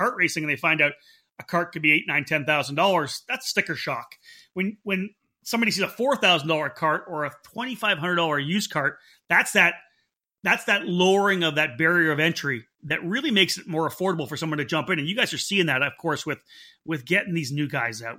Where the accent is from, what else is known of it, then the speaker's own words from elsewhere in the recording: East Coast, United States; now in Northern California, United States; You know, I came from the East Coast here.